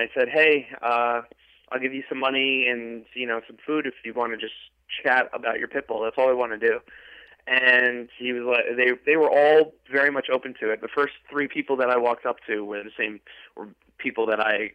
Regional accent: Long Island, New York, United States; I grew up in Long Island

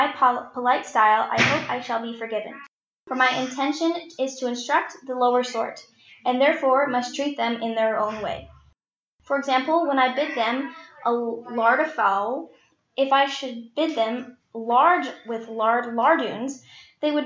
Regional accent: Texas, United States; I'm 15, and I'm from Texas

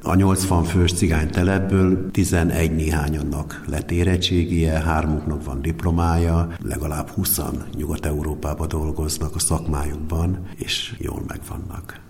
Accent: Hungary; moved away; also born or lived in Miskolc; Én egy csodálatos cigánytelepről származom, az erdő alatt van, akár cucca a neve egyébként, mai napig megvan, 14 kis szopakonyhás, viskóból

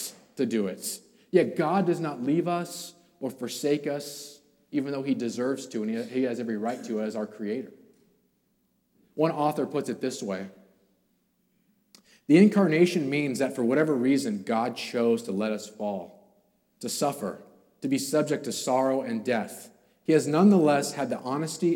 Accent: California, United States; I'm from California.

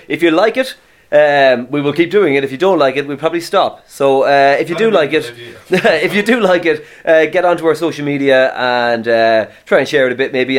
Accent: County Mayo, Connacht, Ireland; we are from the west of Ireland, we're from Mayo.

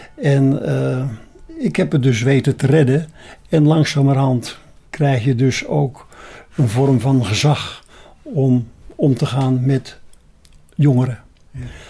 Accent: Beemster, North Holland, Netherlands; now in Apeldoorn, Netherlands; Je hoort misschien wel aan mij ik ben een Beemsterling. En ik zeg, mijn vaderland is Noord-Holland boven het ei.

